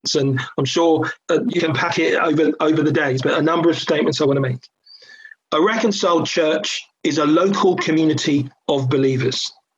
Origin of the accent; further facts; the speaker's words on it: London, United Kingdom; I grew up in a New Frontiers church in, in Catford, southeast London. I was born in Catford